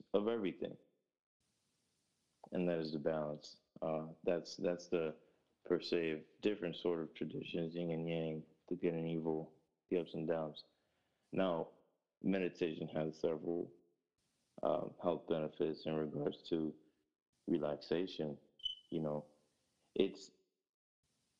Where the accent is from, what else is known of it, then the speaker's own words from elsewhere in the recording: Grand Rapids, Michigan, United States; also born or lived in Newark, New Jersey; I moved to Michigan, in Grand Rapids, Michigan.